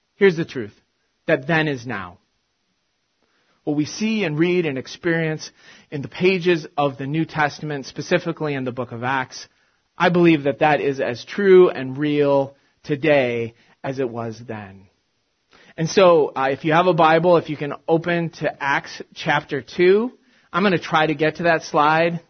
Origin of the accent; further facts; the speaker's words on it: Big Ten football country, Midwest, United States; moved away; I grew up in the States and in uh, Big Ten football country